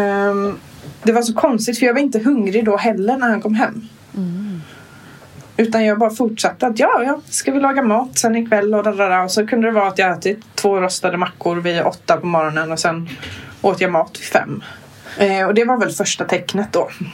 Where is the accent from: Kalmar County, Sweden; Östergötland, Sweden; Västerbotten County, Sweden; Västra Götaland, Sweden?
Kalmar County, Sweden; jag är från Öland